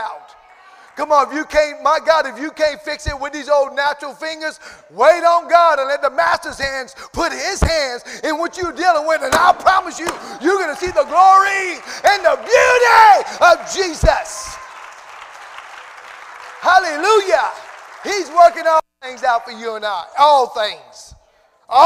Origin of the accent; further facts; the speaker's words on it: Cajun, Louisiana, United States; accent: Cajun; I feel my Cajun accent wanting to come out this morning